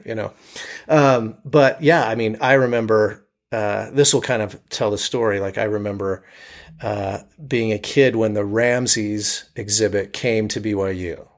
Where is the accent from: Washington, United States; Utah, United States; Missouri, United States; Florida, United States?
Utah, United States; Provo; I grew up in Provo, Utah